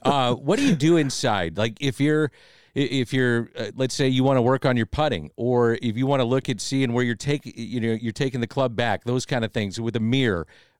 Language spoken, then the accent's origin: English; St. Louis, Missouri, United States; we're from St. Louis, Missouri.